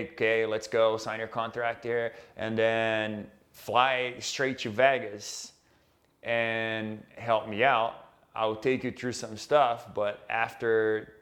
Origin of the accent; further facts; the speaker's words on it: Brazil; moved away; we are both from Brazil